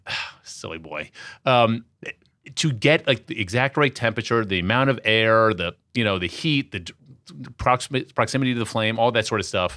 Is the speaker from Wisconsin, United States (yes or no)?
no; Washington, District of Columbia, United States; As a kid growing up in Washington, D C, during the straight edge era of punk rock